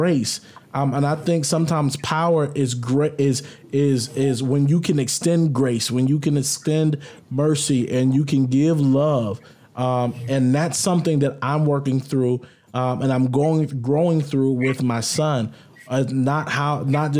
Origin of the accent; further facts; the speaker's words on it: the South, United States; I grew up in the South